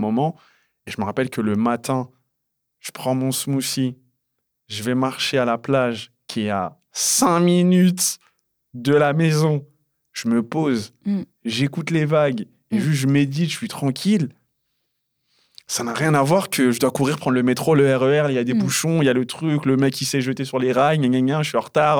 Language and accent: French; United States; je suis américain.